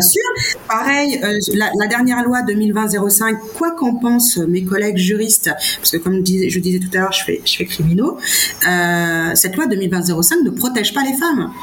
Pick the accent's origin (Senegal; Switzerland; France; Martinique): Senegal; j'ai milité pour garder ma nationalité sénégalaise en disant je suis sénégalaise